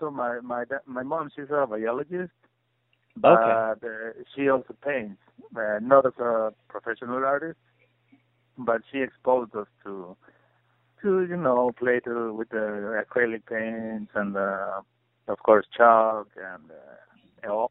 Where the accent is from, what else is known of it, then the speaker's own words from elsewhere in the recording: Puebla, Mexico; moved away as an adult; also born or lived in Mexico City; now in Chicago, United States; growing up in Puebla, which is a small city out of Mexico City